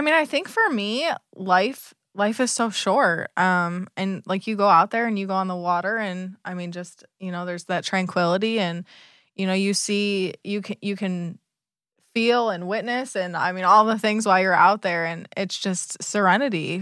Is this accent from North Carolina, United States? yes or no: no; Michigan, United States; now in Southwest Florida, United States; I grew up in Michigan